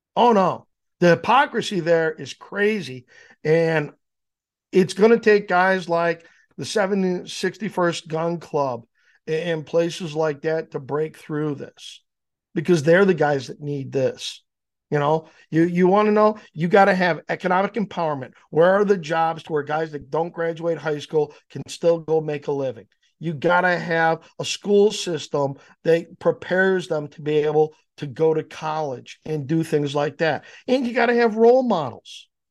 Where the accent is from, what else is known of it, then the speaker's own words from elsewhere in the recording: Downers Grove, Illinois, United States; also born or lived in Naperville; now in Yorkville, United States; I grew up in Downers